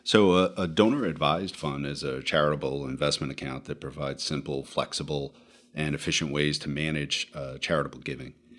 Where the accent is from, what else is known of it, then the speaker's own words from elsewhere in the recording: Rhode Island, United States; moved away as an adult; now in New Jersey, United States; I am originally from Rhode Island, so good to be back in New England, uh, now living in New Jersey for a couple decades.